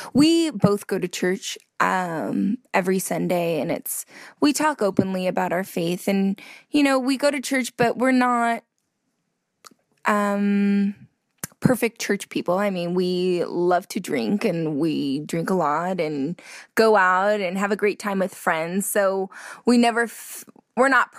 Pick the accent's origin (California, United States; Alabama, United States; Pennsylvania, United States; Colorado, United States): California, United States; I'm from California